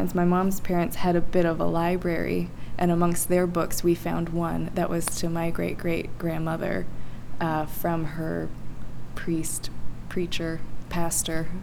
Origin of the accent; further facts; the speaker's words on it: Lost Creek, West Virginia, United States; moved away; I was raised in Lost Creek, and this farm has been in my family for about five generations.